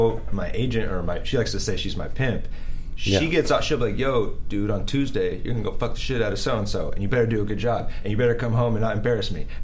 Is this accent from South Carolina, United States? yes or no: no; San Diego, California, United States; I'm from San Diego, though, so I've been in California my whole life.